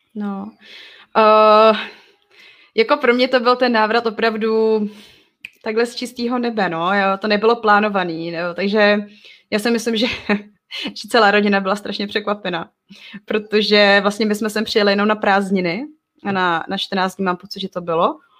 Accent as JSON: {"language": "Czech", "country": "Czechia", "also_born_or_lived": "Togo", "said": "jako Češka"}